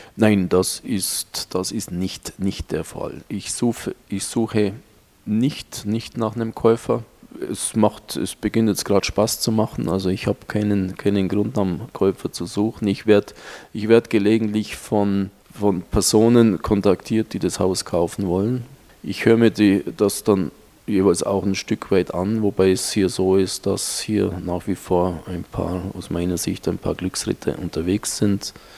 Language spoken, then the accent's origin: German; Marktoberdorf, Bavaria, Germany; moved away as an adult; also born or lived in Munich; now in Bangkok, Thailand; ein ganz normaler Ostallgäuer, geboren und aufgewachsen in Marktoberdorf